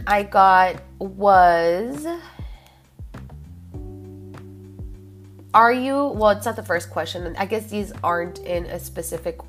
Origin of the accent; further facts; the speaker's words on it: Laredo, Texas, United States; moved away as an adult; I love my hometown